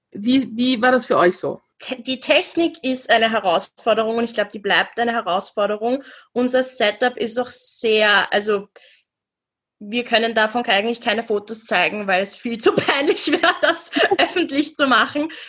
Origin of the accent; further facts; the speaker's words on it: Vienna, Austria; Wir beide, wir sind in Wien aufgewachsen, also du auch in Budapest, aber wir sind in Wien aufgewachsen.